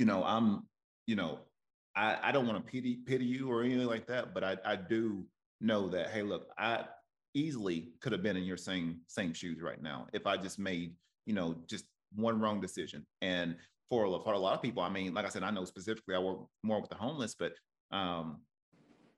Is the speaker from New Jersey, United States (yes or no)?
no; Cleveland, Tennessee, United States; my hometown